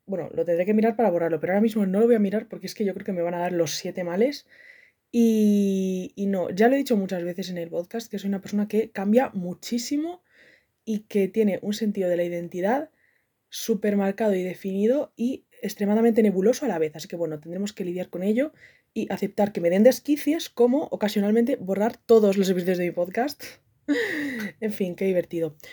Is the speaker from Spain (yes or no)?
yes; Madrid, Community of Madrid, Spain; Soy de Madrid